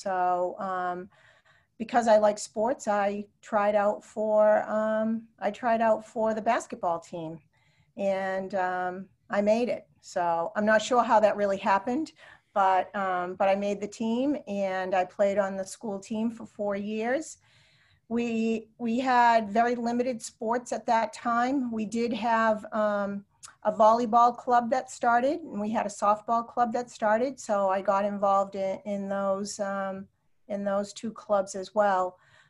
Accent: Salem, New Hampshire, United States; I grew up in Salem, New Hampshire, which at the time was a small town on the Massachusetts border.

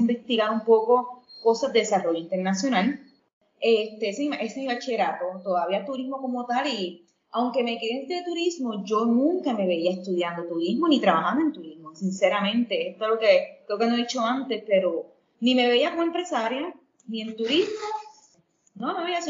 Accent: Ponce, Puerto Rico; moved away as an adult; also born or lived in New York / Indonesia / Ecuador; yo soy ponceña, aclarar que soy ponceña ecuatoriana, pero si me explico ponceña primero por la razón de que me crié aquí

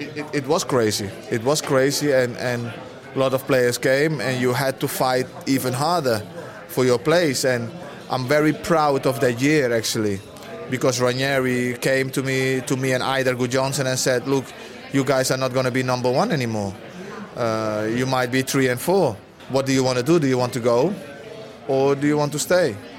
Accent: Netherlands; Yeah, but I'm Dutch. I'm Dutch. I was brought up in Holland from when I was five. I lived all my youth in Holland.

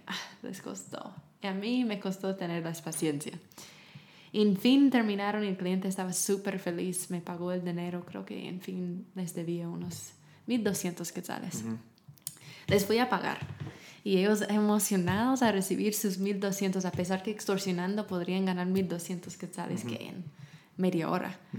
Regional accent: United States; Spanish is a second language; moved away as an adult; also born or lived in Germany / Romania; now in Guatemala; yo era la gringa

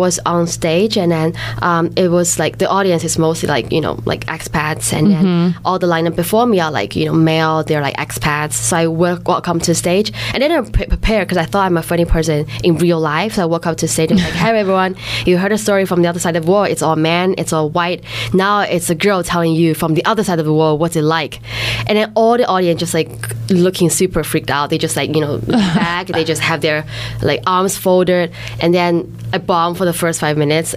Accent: Shanghai, China; also born or lived in Hong Kong; I grew up in Shanghai

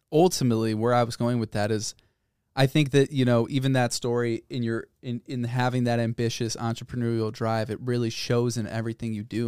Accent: Northbrook, Illinois, United States; born or raised there; moved away as an adult; also born or lived in Boulder, Colorado

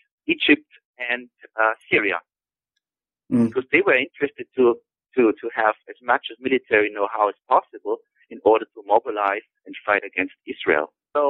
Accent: Tyrol, Austria; So when I go in, you know, to my home country, to Tirol, these agricultural machines

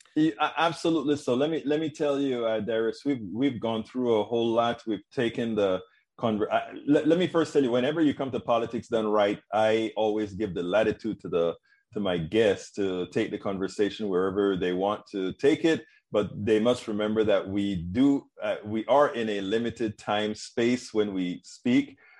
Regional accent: Panama; moved away; I'm originally from Panama, Central America

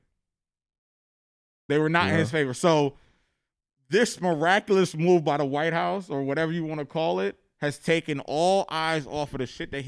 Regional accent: New Jersey, United States; when I was a young black child growing up in New Jersey

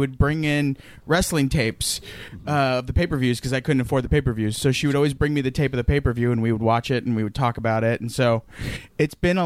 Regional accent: Sacramento, California, United States; Sacramento, California.

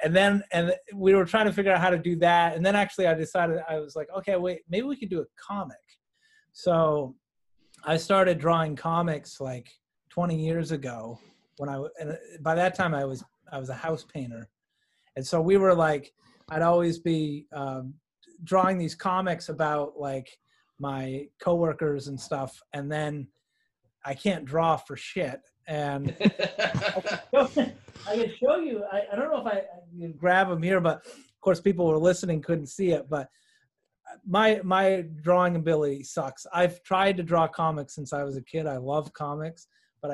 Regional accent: Lincolnville, Maine, United States; I grew up in Lincolnville

